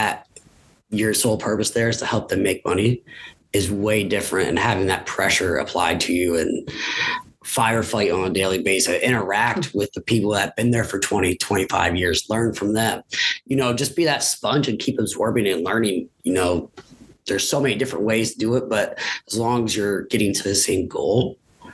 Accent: Williamsport, Pennsylvania, United States; come back to my hometown and my alma mater

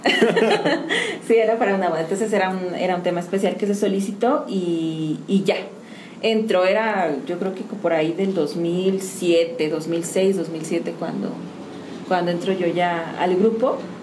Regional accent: San Juan del Río, Querétaro, Mexico; yo soy de aquí de San Juan del Río

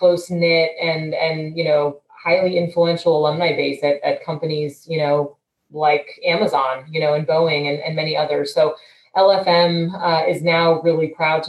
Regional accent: St. Louis, Missouri, United States; moved away as an adult; also born or lived in Washington, D.C.; I grew up in St. Louis, left St. Louis for college

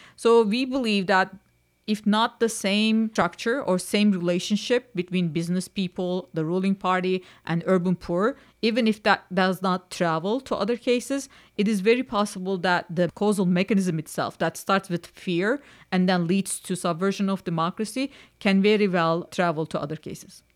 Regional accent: Istanbul, Turkey; moved away as an adult; now in Vermont, United States; I'm born and raised in Istanbul

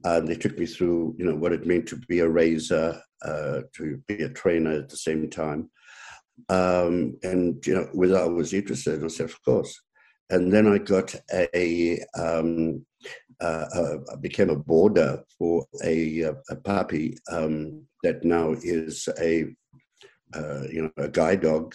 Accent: South Africa; moved away as an adult; now in Canada; growing up in South Africa, I always had dogs, five or six dogs

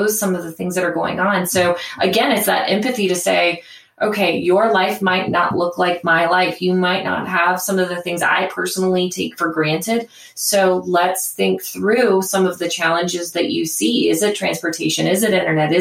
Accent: Cincinnati, Ohio, United States; my hometown in Cincinnati

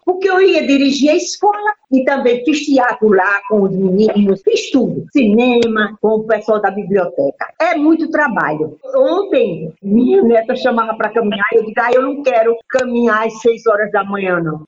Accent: São Miguel de Taipu / Pilar area, Paraíba, Brazil; moved away; Nasci em uma fazenda ali que era município de, de Juripiranga, aí depois passou para Pilar. Toda a minha infância foi ali

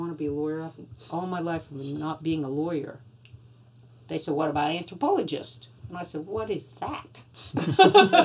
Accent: Louisiana, United States; moved away; I grew up in Louisiana, you know, outdoors

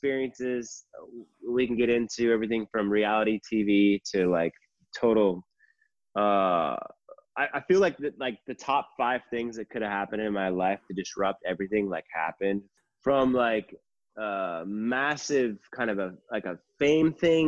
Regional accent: New London, Minnesota, United States; moved away as an adult; also born or lived in Arkansas / Kansas City / Nashville; Grew up in Minnesota from a family of 5 kids. I'm a triplet, the oldest of the triplets, the oldest of the 5.

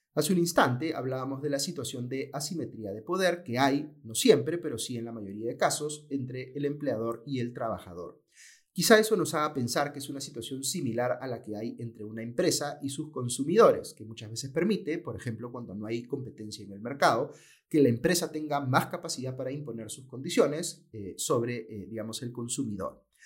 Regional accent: Peru

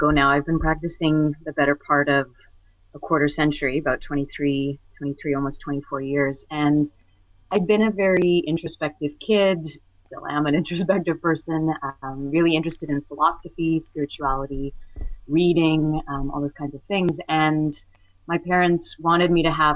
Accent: Alberta, Canada; I grew up in Alberta

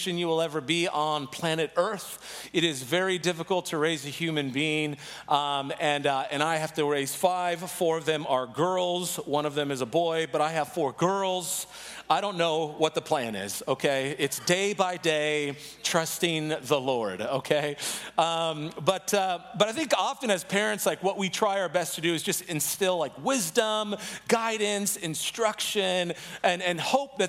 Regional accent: San Diego, California, United States; now in Chicago, United States; I'm originally from San Diego, but right now I've been living in Chicago

